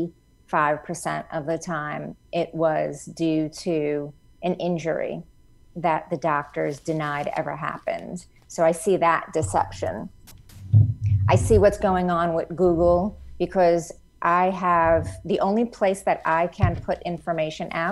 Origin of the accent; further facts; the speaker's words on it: New York, United States; I'm from New York, born and raised, and I'm leaving New York